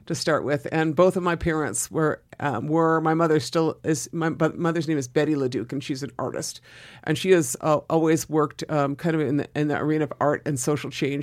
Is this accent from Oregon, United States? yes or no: yes; Southern Oregon, United States; moved away as an adult; also born or lived in East Los Angeles, California / Boston, Massachusetts; I left Southern Oregon, small town of Southern Oregon, and, and moved to, uh, Boston or Cambridge to go to school.